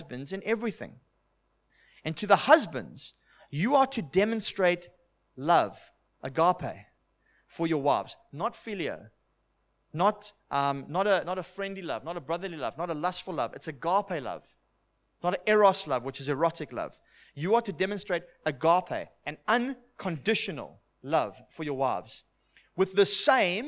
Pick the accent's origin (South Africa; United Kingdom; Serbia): South Africa; I'm from South Africa, and it's a conservative place